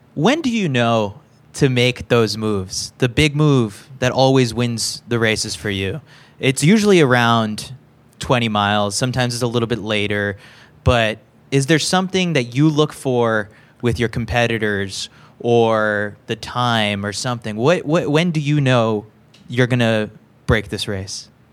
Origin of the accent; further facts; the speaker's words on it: New York City, New York, United States; I'm from from New York